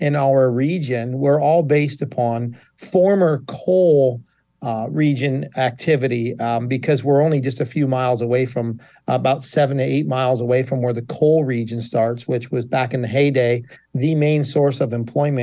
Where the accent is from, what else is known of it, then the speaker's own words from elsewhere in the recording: Buffalo, New York, United States; also born or lived in Virginia; now in Catawissa, United States; I'm originally from Buffalo, born and raised on the west side of Buffalo.